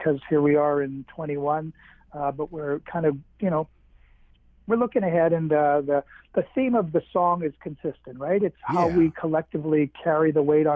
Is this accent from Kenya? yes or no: no; Winnipeg, Manitoba, Canada; I'm from Winnipeg, again in Manitoba